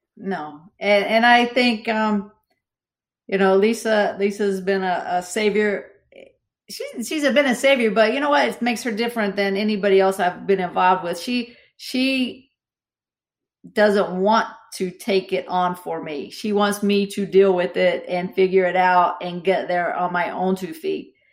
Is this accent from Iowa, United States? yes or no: no; Southern West Virginia, United States; I grew up in Southern West Virginia